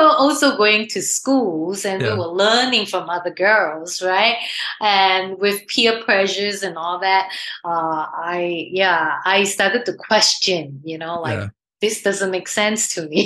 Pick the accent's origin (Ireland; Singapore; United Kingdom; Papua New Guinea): Singapore; I grew up in Singapore